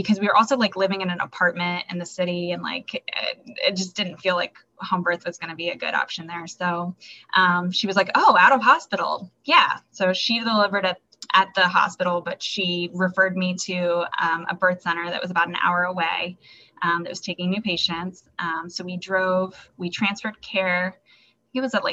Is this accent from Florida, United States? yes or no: yes; Florida, United States; moved away as an adult; also born or lived in Hawaii; now in Baltimore, United States; I'm originally from Florida